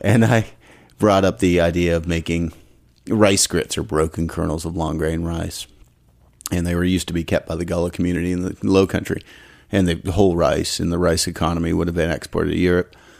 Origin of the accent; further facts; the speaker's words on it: Ottawa, Ontario, Canada; moved away as an adult; also born or lived in Montreal / Atlanta / Clemson, South Carolina; now in Athens, Georgia, United States; I'm from Ottawa, but I grew up in Ottawa